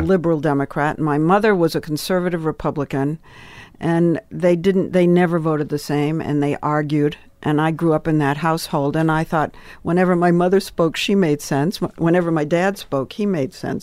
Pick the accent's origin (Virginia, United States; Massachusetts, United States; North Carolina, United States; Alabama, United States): Massachusetts, United States; Swampscott; moved away as an adult; also born or lived in New York; I came from Swampscott, Massachusetts